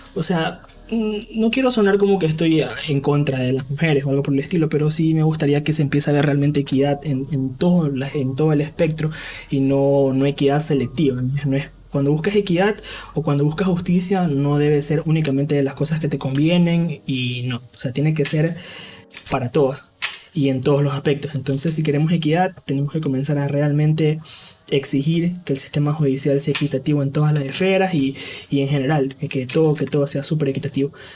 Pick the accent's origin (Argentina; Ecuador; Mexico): Ecuador; vivir aquí en mi país